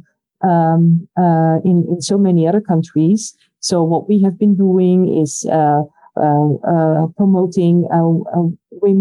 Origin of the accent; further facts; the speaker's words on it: Netherlands; I come from the Netherlands